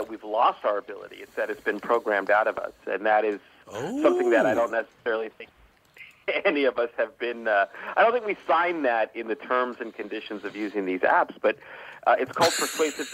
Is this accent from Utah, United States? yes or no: no; Los Angeles, California, United States; moved away; Originally from Los Angeles.